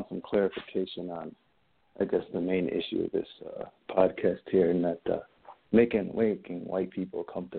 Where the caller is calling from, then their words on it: Cleveland, Ohio, United States; I'm calling from the Cleveland area.